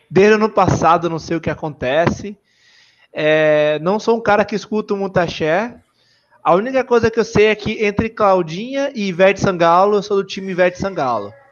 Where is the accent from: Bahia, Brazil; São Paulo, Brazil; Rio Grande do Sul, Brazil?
Bahia, Brazil; Salvador; sou da Bahia, como perceberam meu sotaque, Salvador.